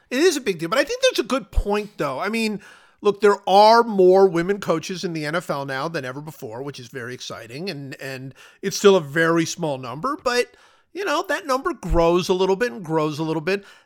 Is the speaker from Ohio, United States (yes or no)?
yes; Cleveland, Ohio, United States; moved away; also born or lived in Kansas City; I grew up in Cleveland